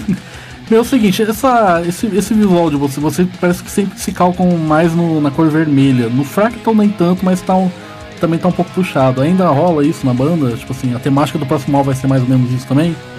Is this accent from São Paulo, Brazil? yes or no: no; Jacarezinho, Paraná, Brazil; Jacarezinho, da minha cidade